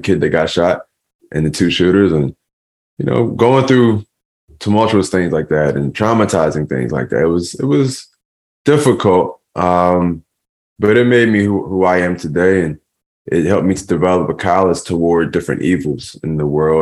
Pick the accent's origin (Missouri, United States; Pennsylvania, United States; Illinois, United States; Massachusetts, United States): Pennsylvania, United States; Philadelphia; we grew up in an abandoned house in North Philadelphia.